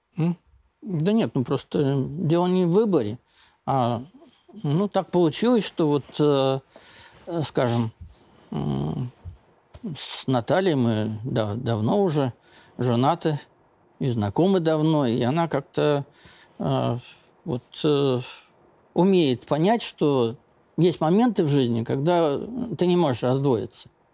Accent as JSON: {"language": "Russian", "town": "Zlatoust", "region": "Chelyabinsk Oblast", "country": "Russia", "said": "мы с Урала из одного города, ну, из Златоуста"}